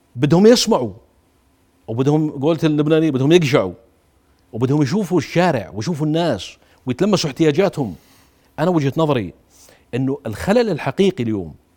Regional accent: Jordan; انا كاردني

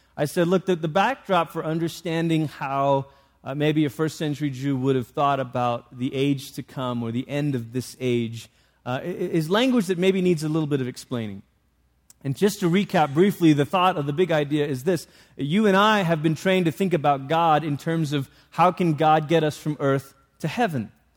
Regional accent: Malaysia; moved away; I grew up in Malaysia

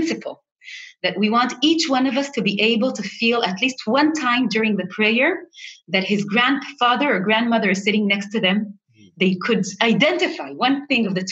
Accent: Jerusalem, Jerusalem District, Israel; I was born in the holy city of Yerushalayim

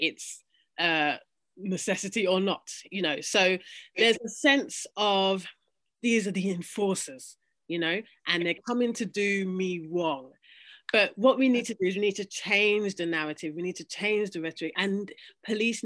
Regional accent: London, United Kingdom; myself growing up in London

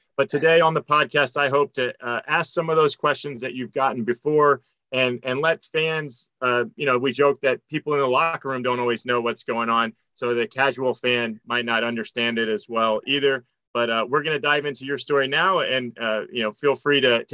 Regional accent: South Florida, United States; I grew up in South Florida

